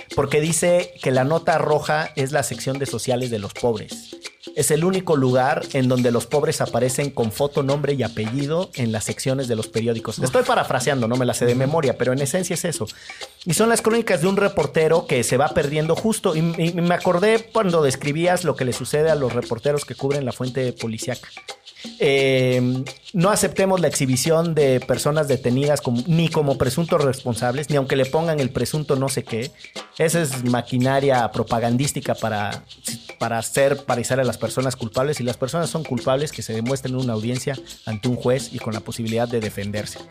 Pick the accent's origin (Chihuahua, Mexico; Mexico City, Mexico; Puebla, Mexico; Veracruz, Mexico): Veracruz, Mexico; Orizaba; moved away; also born or lived in Monterrey; yo soy de Orizaba y la gente de Orizaba va a estudiar al campus del Tec de Monterrey de Fortín